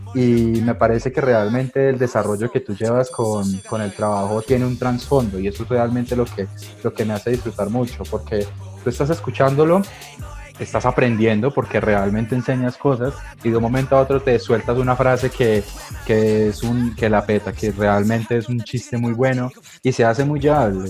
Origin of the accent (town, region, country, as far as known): Colombia